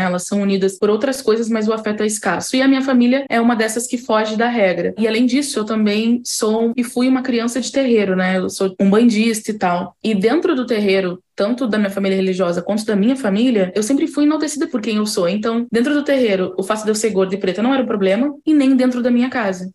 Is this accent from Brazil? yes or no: yes; Rio Grande do Sul, Brazil; now in Rio de Janeiro, Brazil; Mas eu sou do Rio Grande do Sul